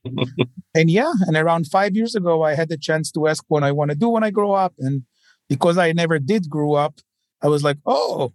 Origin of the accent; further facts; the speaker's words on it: Tel Aviv, Tel Aviv District, Israel; moved away as an adult; now in New York, United States; as you can tell by my accent, born and raised in Tel Aviv